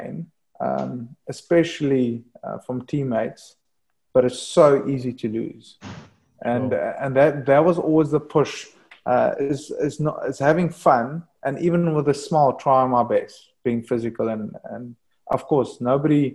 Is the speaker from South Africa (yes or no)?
yes; South Africa; moved away as an adult; being a South African boy that just loves surfing warm weather